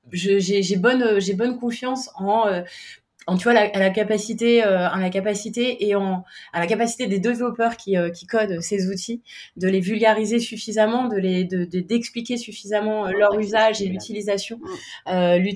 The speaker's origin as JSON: {"language": "French", "town": "Paris", "region": "Île-de-France", "country": "France", "said": "j'ai 38 ans, je suis parisienne."}